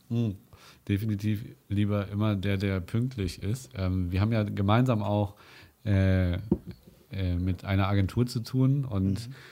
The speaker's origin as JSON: {"language": "German", "country": "Germany", "said": "hier gerade bei uns in Deutschland"}